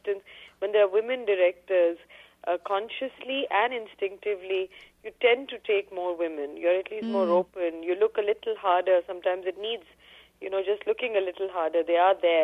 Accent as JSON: {"language": "English", "region": "Delhi", "country": "India", "tie": "born or raised there", "said": "I grew up in Delhi, and I continued by choice to stay in Delhi"}